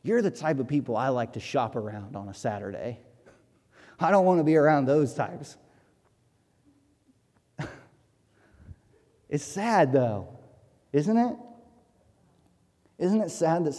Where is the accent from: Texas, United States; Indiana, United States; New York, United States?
Indiana, United States; Hartford City; growing up in Hartford City